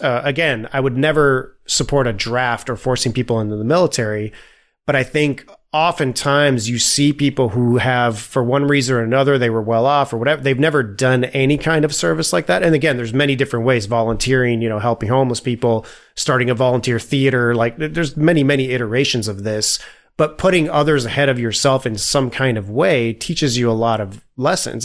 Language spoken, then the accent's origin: English; Italy; moved away; I grew up in Italy